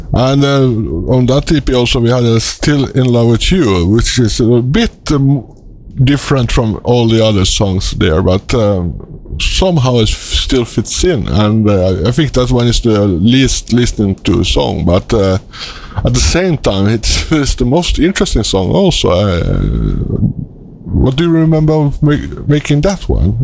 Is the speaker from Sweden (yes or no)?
yes; Sweden; accent: Swedish; English is a second language; I'm a Swedish citizen, and you can hear it uh, in my accent. It's not my mother tongue.